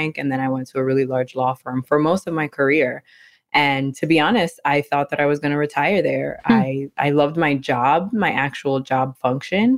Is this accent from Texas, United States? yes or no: no; New York City, New York, United States; I'm originally from New York City, born and raised in the Bronx